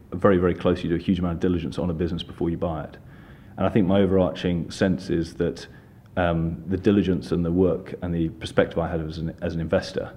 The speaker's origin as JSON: {"language": "English", "region": "London", "country": "United Kingdom", "tie": "born or raised there", "said": "In terms of where I'm from, I'm London-born and bred."}